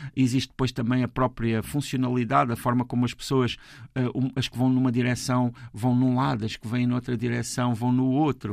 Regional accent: Portugal; sendo portugueses e tendo a cultura que temos

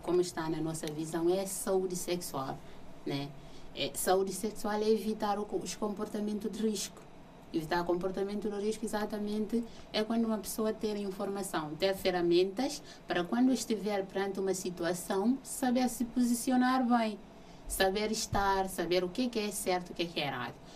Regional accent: Guinea-Bissau; now in Portugal; eu cresci numa cidade na Guiné-Bissau

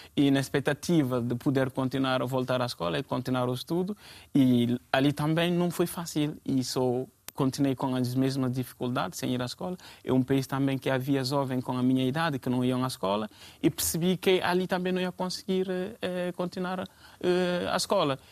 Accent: Guinea; also born or lived in Guinea-Bissau; now in Portugal; eu sou da Guiné-Conakry e isto, como já disseram aqui, estou cá em Portugal quase há cinco anos

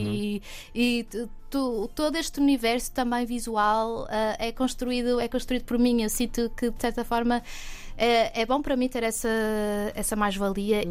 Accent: Porto, Norte, Portugal; moved away as an adult; now in Lisbon, Portugal; nasci no Porto

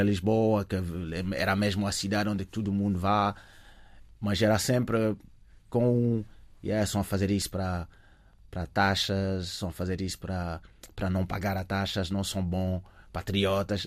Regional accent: Paris, Île-de-France, France; Portuguese is a second language; moved away as an adult; also born or lived in Africa (early childhood); now in Portugal; cresci em Paris

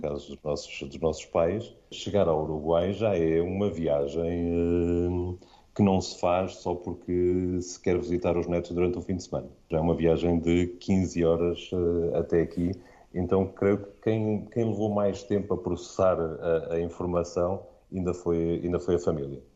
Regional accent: Aveiro, Centro, Portugal; moved away as an adult; also born or lived in Lisbon; sou de Aveiro, uma cidade relativamente pequena, tranquila

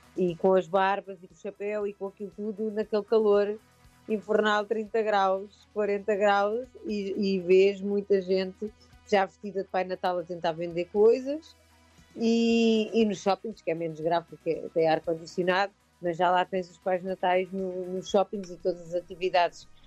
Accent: Portugal

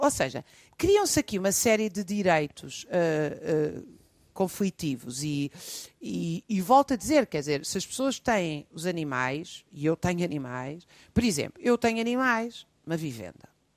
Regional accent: Lisbon, Portugal; Eu já sempre nasci, vivi em Lisboa

